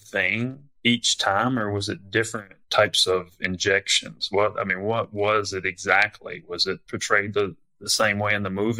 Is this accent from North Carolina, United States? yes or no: yes; North Carolina, United States; moved away; also born or lived in New Jersey; I grew up in North Carolina